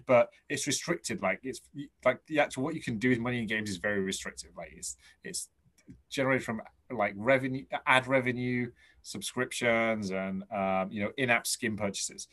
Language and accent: English; England, United Kingdom; I'm English